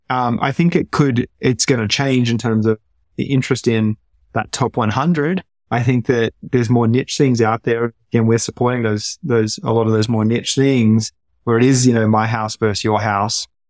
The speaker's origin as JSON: {"language": "English", "country": "Australia", "tie": "born or raised there", "also_born_or_lived": "San Francisco Bay Area", "moved": "as an adult", "lives_now": "United States", "said": "growing up in Australia"}